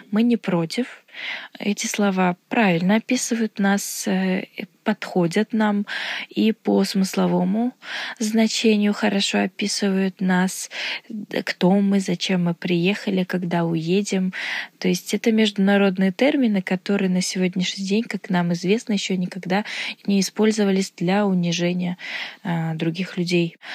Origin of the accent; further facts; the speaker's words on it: Uzbekistan; я из Узбекистана